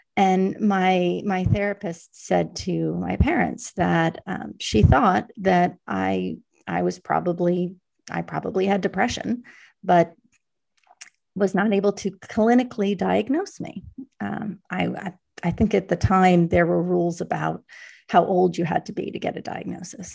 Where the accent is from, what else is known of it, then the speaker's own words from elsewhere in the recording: New York City, New York, United States; growing up in New York, it's a remarkably provincial place. I, uh, spent my whole growing up about half a mile from the place